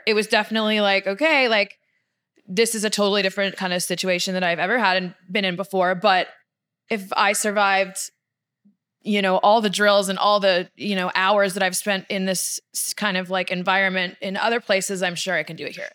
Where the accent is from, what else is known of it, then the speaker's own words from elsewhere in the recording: Victoria, British Columbia, Canada; moved away as an adult; also born or lived in Florida; now in Los Angeles, United States; I'm born and raised in Victoria